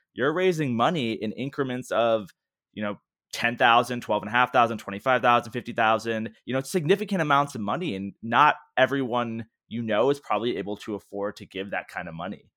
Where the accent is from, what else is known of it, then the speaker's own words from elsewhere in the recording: Washington, D.C. area, District of Columbia, United States; growing up in the Washington, D C area